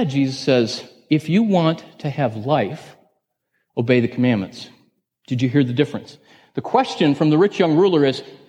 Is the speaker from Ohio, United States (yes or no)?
yes; Northeast Ohio outside of Cleveland, United States; I grew up in Northeast Ohio outside of Cleveland